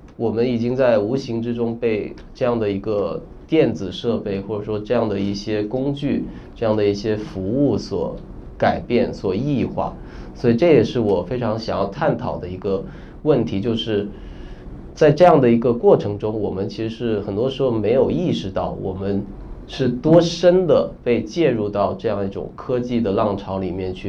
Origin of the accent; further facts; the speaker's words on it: Guangdong, China; moved away; also born or lived in Shenzhen; 我是潮汕人，我老家那边有个地方叫桂宇